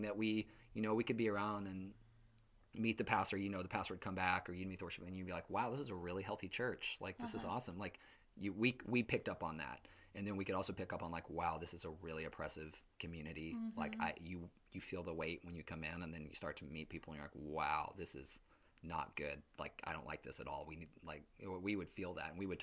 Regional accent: East Texas, United States; growing up in East Texas and then coming to Baylor

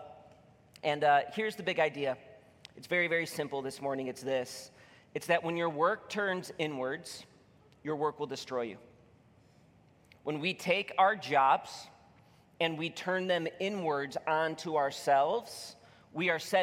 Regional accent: Illinois, United States; now in Michigan, United States; I'm from Illinois

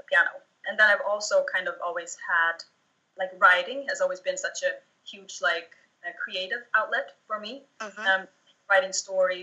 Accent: Småland, Sweden; I grew up in the south of Sweden in an area called Småland

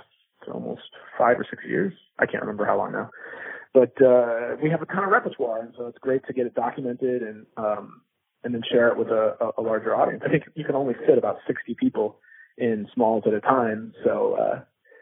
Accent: Phoenix, Arizona, United States; moved away as an adult; also born or lived in California; now in New York, United States; I'm originally from Phoenix, Arizona, and, I had a lot of amazing formative experiences there

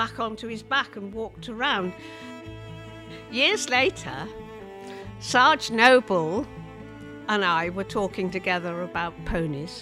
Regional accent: Kentmere, North West England, United Kingdom; also born or lived in Ireland; we went to live in the Lake District. We went to live in Kentmere, and I was about eight

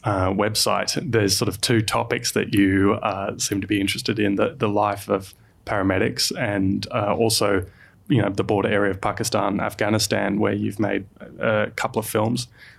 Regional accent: Sydney, New South Wales, Australia; I grew up in Sydney

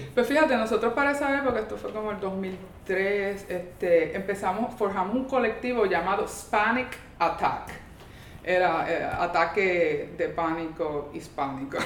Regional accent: San Juan, Puerto Rico; moved away as an adult; also born or lived in Quebec, Canada; now in New York, United States; yo era santarricense. Ah. Este, yo, yo me, yo, o técnicamente del barrio Blondet, que es la coyuntura. Y, este, y, o sea, me crié ahí en Río Piedra

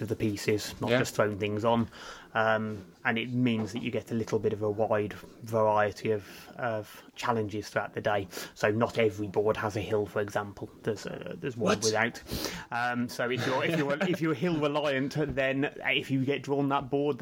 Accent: Kidderminster, West Midlands, United Kingdom; we're both from Kidderminster.

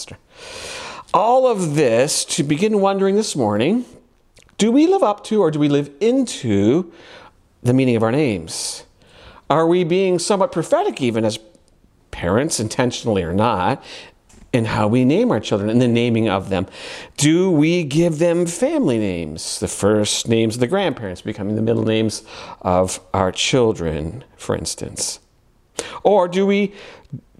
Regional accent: Ontario, Canada; born and bred in Ontario, Canada

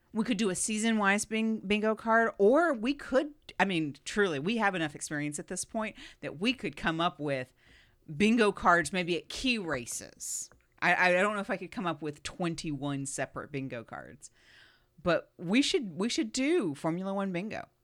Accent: United States; Being American

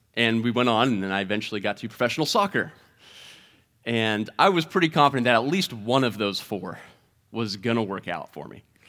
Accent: Mount Vernon, Ohio, United States; I grew up in Mount Vernon, Ohio

